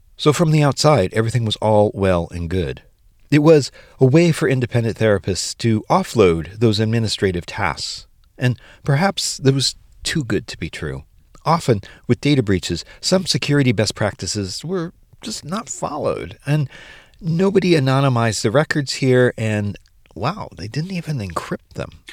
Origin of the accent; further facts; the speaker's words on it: United States; as an American